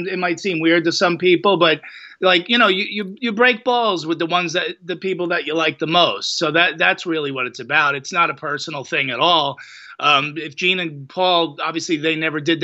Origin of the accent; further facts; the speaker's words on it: New Jersey, United States; I'm from Jersey. You know, that's our weird way of showing affection